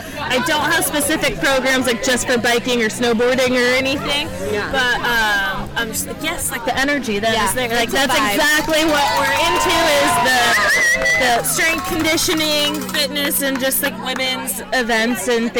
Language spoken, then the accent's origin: English; Tahoe, United States; so I'm from Tahoe, so we've got a little audience in Tahoe